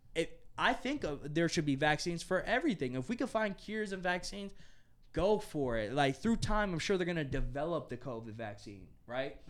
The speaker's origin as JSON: {"language": "English", "country": "United States", "said": "as an American"}